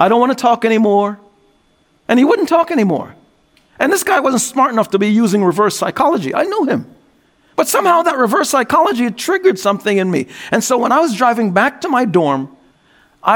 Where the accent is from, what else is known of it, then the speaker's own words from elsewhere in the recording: New York, United States; as a New Yorker